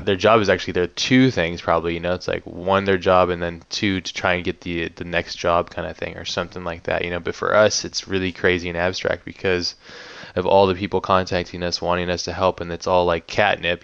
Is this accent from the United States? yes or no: yes; Hawaii, United States; growing up in Hawaii